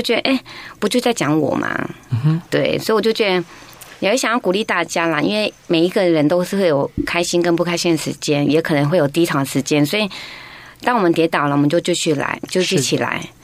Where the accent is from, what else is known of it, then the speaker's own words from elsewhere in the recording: Taiwan; 我平常在部落长大